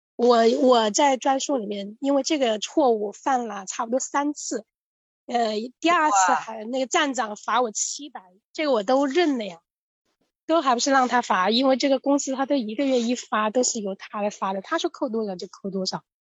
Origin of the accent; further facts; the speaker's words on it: Hubei, China; moved away as an adult; now in Shanghai, China; 我来自湖北，在上海这个浦东新区这边做美团外卖骑手已经两年了